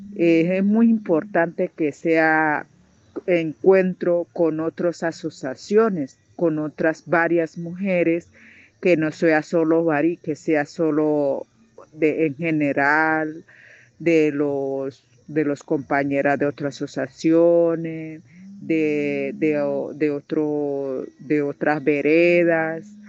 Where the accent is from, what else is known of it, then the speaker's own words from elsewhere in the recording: Norte de Santander, Colombia; also born or lived in Tibú; para nosotros las norte santanderianas